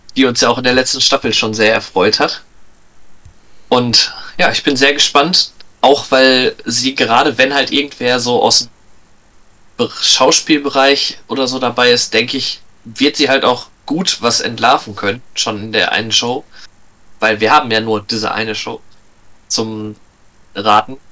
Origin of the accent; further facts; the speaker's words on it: Lippstadt, North Rhine-Westphalia, Germany; ich komme aus Lippstadt, einer kleinen Stadt, also klein, relativ, aber einer Stadt in der Nähe von Paderborn.